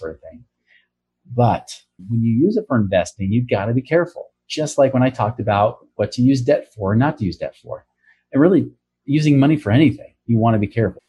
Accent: Oregon, United States; now in Utah, United States; my home state, Oregon

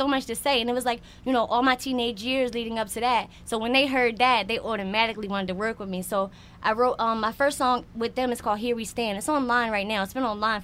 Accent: Philadelphia, Pennsylvania, United States; I'm from Philly.

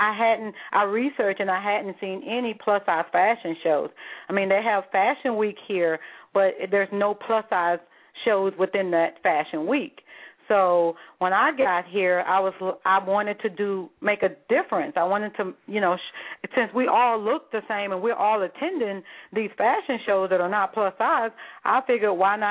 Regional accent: the South, United States; I'm from the South, and everybody

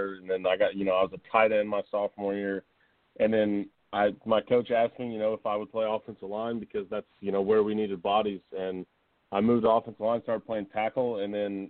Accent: Tampa, Florida, United States; I'm actually from Tampa, so, you know, this is kind of my hometown area

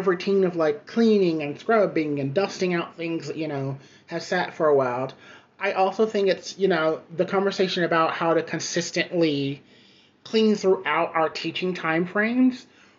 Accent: the South, United States; now in New York City, United States; I'm originally from the South.

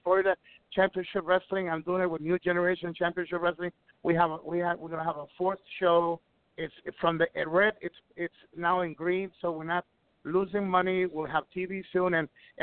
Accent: Ecuador; moved away; also born or lived in Puerto Rico; I'm from Ecuador. I'm from Ecuador, but I made my career in the Caribbean islands

